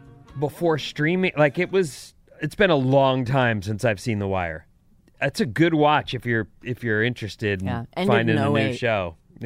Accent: Orange County, California, United States; I'm from Orange County

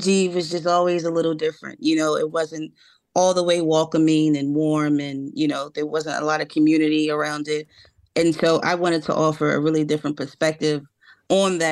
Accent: Philadelphia, Pennsylvania, United States; particularly North Philadelphia, my hometown

